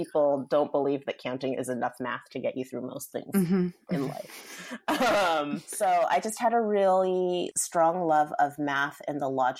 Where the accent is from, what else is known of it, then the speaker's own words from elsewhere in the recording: Seattle, Washington, United States; I'm from Seattle. Mm-hmm. I still live here. I spent maybe 8 years away from Seattle, but most of my life has been here.